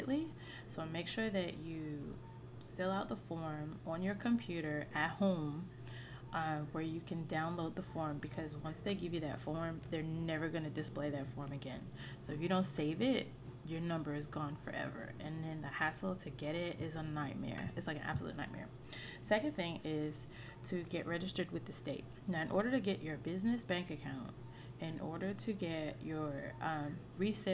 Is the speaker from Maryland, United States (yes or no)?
yes; Mitchellville, Maryland, United States; also born or lived in Monroe; where I grew up was in Mitchellville